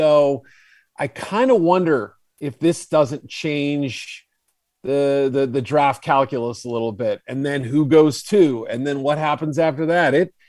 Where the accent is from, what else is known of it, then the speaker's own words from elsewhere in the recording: Boston, Massachusetts, United States; I grew up around Boston